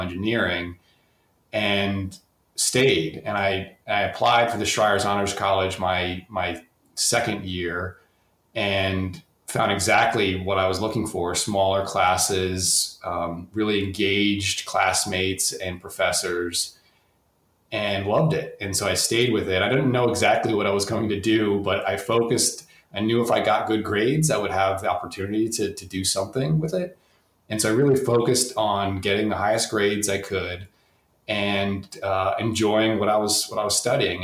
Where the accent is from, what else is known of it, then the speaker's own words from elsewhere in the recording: the Poconos, Northeast Pennsylvania, United States; I grew up in the Poconos, Northeast Pennsylvania